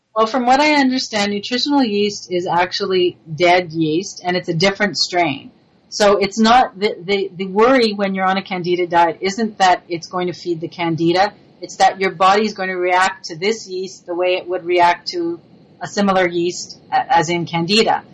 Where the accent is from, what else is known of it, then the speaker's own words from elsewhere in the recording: Montreal, Quebec, Canada; accent: French influence; moved away; I'm originally from Montreal, so I have a little bit of that French influence